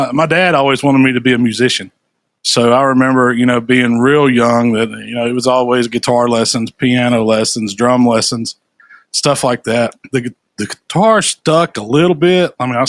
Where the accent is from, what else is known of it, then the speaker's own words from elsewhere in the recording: Memphis, Tennessee, United States; I grew up in Memphis my whole life. My family comes from, well, half of it on my mom's side comes from Arkansas. My dad's side comes from West Tennessee